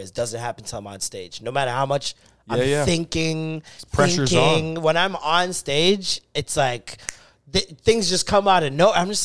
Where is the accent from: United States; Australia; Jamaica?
Jamaica; I'm Jamaican